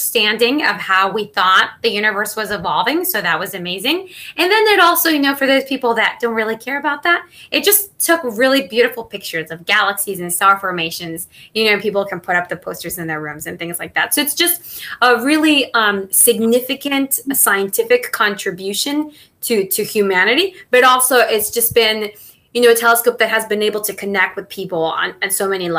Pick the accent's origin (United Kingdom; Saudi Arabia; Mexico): Mexico; first language Spanish; English is a second language; moved away as an adult; also born or lived in Maryland; now in United States; I was born and raised in Mexico